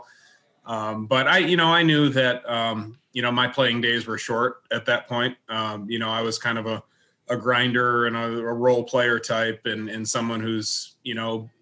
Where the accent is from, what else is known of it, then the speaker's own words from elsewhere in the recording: Grosse Pointe Woods, Michigan, United States; I grew up here in Grosse Pointe Woods, where I'm sitting right now